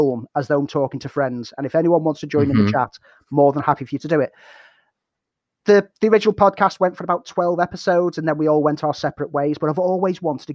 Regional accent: Liverpool, North West England, United Kingdom; moved away as an adult; now in Sheffield, United Kingdom; I'm originally from Liverpool. The accent might give a bit of it away. But I moved to Sheffield when I came to study.

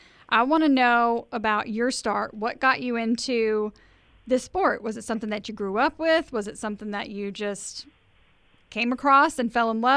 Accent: Mississippi, United States; I grew up in Mississippi

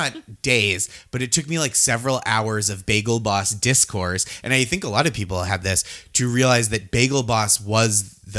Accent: Boston suburbs, Massachusetts, United States; moved away as an adult; now in New York, United States; I grew up in the Boston suburbs and then I went to college in a different Boston suburb with people from all over. But like, obviously there were still other people from Massachusetts and I was still within Massachusetts.

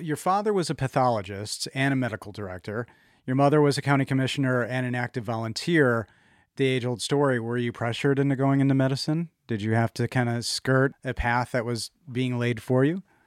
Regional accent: Chicago, Illinois, United States; moved away; I'm from Chicago, and being a Cubs fan

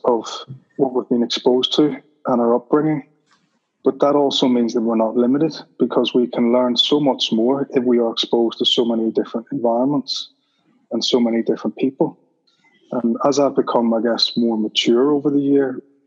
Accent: Belfast, Northern Ireland, United Kingdom; I grew up in Belfast

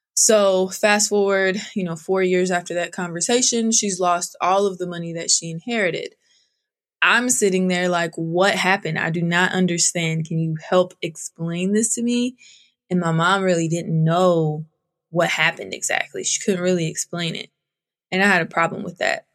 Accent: outside of Sacramento, Northern California, United States; I grew up in Northern California, outside of Sacramento on a thousand acre ranch

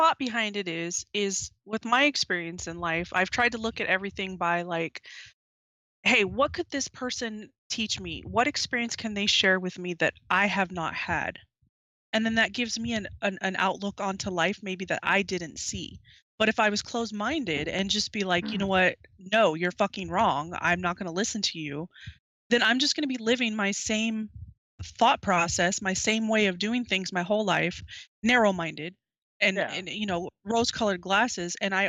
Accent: the South, United States; born there; I was born in the South, but I don't speak like that.

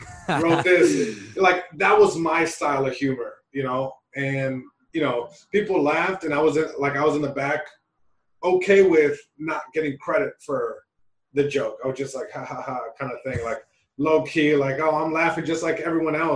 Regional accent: Long Beach, California, United States; first language Spanish; English is a second language; I'm Mexican American. My parents are from Mexico. I was born in Long Beach, California. So it's like, I was living in two worlds. You know, I was living in Long Beach, California.

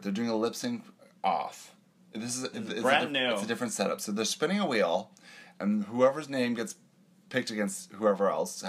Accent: Canada; accent: Canadian; my Canadian accent

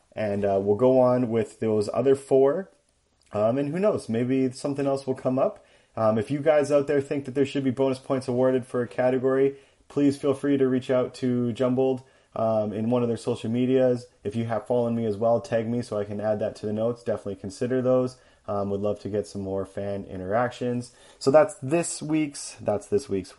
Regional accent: Canada; accent: Canadian; also born or lived in United States; I am Canadian. I am the Canadian fact checker, and you guys have definitely noticed it in my accent

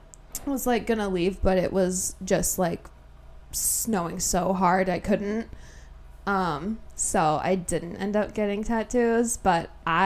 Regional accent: South Dakota, United States; born or raised there; moved away

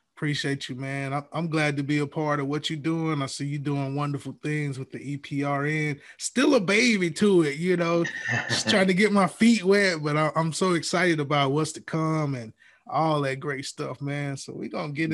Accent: Alabama, United States; moved away as an adult; now in Georgia, United States; I'm from Alabama

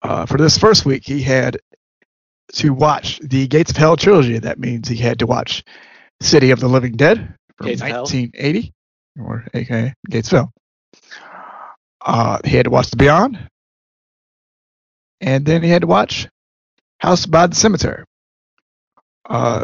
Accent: Maryland, United States; I'm from Maryland. I pronounce things differently.

